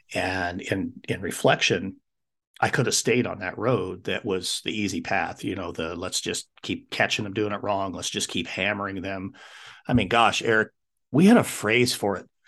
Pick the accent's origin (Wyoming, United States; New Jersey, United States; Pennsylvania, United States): Wyoming, United States; moved away as an adult; I wanted to come back to my home state of Wyoming